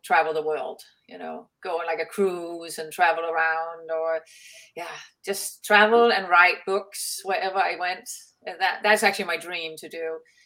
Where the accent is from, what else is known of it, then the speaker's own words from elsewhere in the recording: Denmark; moved away as an adult; now in Florida, United States; I'm from Denmark originally. I've lived here 15 years now